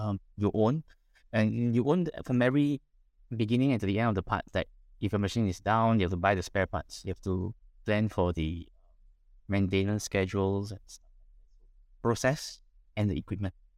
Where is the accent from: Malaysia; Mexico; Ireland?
Malaysia; Penang; I was born in Penang, raised up in Penang, uh, studied in Penang, graduated in Penang, worked in Penang.